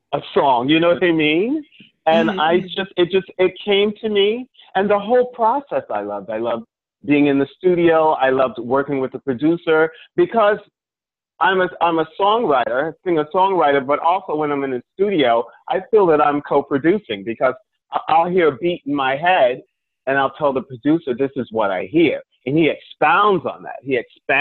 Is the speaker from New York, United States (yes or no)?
yes; Long Island, New York, United States; I was raised on Long Island.